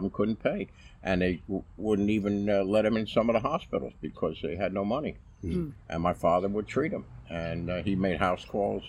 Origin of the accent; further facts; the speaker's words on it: Asbury Park, New Jersey, United States; also born or lived in Interlaken, New Jersey / Bordentown, New Jersey; grew up in Asbury Park. I went to Holy Spirit Grammar School up till the 6th grade, and 7th and 8th grade I went to military school. I went to Bordentown Military Institute in Bordentown, New Jersey.